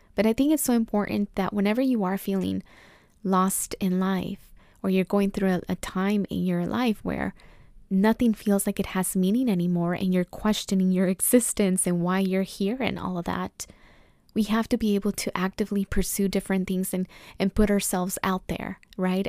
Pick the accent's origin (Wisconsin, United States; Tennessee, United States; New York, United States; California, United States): California, United States; Oxnard; now in Los Angeles, United States; I grew up in Oxnard, California, Camarillo area